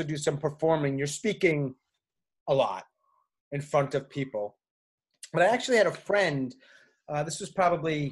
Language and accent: English; New York, United States; moved away as an adult; also born or lived in Japan / Saudi Arabia / Argentina / Tanzania; now in Chapel Hill, United States; I am from New York in the suburbs, ended up living in New York City for several years.